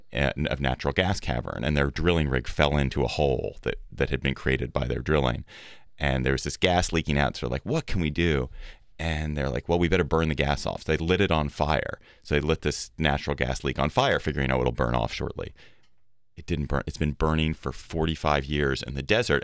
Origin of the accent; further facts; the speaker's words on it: Washington, District of Columbia, United States; my hometown of D C